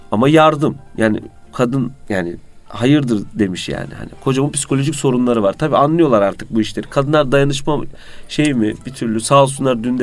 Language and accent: Turkish; Konya, Turkey; now in Istanbul, Turkey; 37 ee, yaşındayım. Konyalıyım. İstanbul Fatih'te oturuyorum.